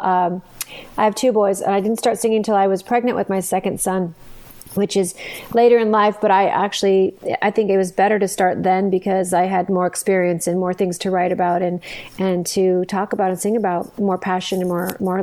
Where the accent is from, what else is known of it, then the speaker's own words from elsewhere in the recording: Santa Fe, New Mexico, United States; now in Arizona, United States; I'm actually originally from Santa Fe, New Mexico. I grew up there